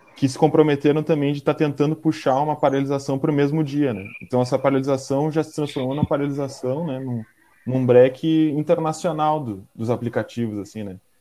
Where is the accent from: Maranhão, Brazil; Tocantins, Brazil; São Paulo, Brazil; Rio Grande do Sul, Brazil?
Rio Grande do Sul, Brazil; Porto Alegre; sou aqui de Porto Alegre